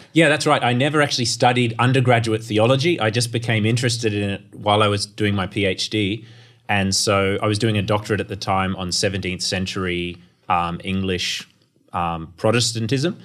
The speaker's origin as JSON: {"language": "English", "town": "Townsville", "region": "Queensland", "country": "Australia", "tie": "born or raised there", "said": "I grew up in North Queensland and, uh, my family attended the church, uh, of David Cartledge in Townsville"}